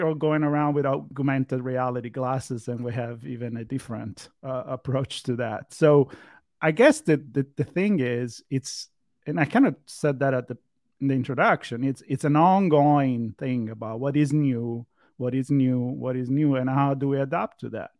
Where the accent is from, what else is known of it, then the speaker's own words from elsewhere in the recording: Italy; English is a second language; I grew up in Italy, so maybe we'll touch about the difference, the cultural difference here too.